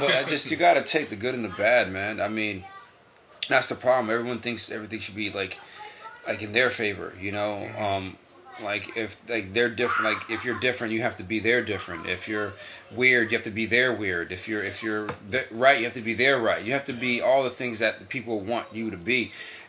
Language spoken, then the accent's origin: English; New York, United States; now in Connecticut, United States; So when I came from New York to Connecticut, man, it took me a long time to figure out that I need to be accountable for my actions.